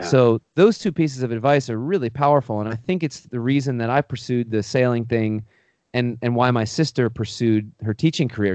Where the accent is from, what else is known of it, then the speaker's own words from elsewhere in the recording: Pennsylvania, United States; I grew up in Pennsylvania, um, on a horse farm